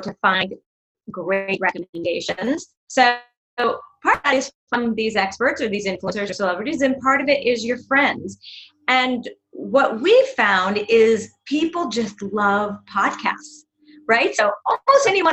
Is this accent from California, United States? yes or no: yes; Los Angeles, California, United States; moved away as an adult; now in New York, United States; I grew up